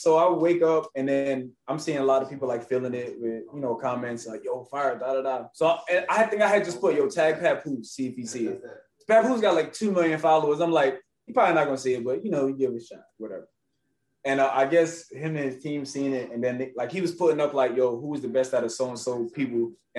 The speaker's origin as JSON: {"language": "English", "region": "New York", "country": "United States", "said": "I told him I'm from New York too. New York. I said, hey, you know, I had to put on for New York."}